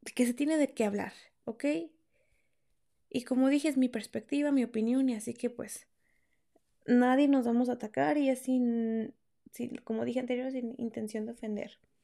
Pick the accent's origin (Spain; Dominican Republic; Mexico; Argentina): Mexico; moved away as an adult; cuando yo vivía en México